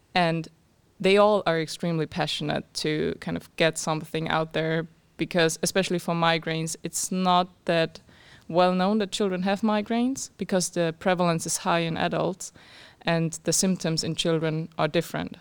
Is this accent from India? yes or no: no; Austria; moved away as an adult; now in Cambridge, United Kingdom; I'm from Austria